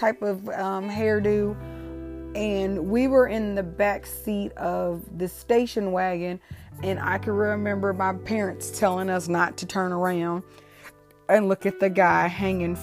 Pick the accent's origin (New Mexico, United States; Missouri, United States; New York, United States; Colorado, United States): Missouri, United States; Ferguson; also born or lived in St. Louis, Missouri; I am originally from St. Louis, Missouri. My parents moved to Ferguson, Missouri in probably 1979-ish.